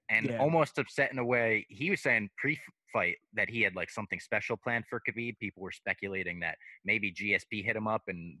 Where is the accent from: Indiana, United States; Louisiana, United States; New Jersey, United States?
New Jersey, United States; Little Ferry; my hometown in Little Ferry, New Jersey